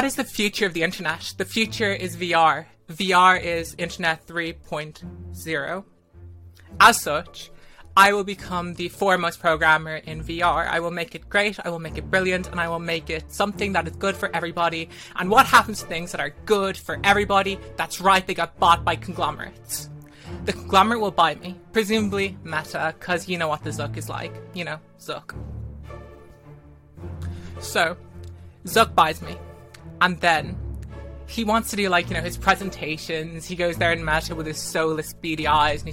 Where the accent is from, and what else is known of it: Ireland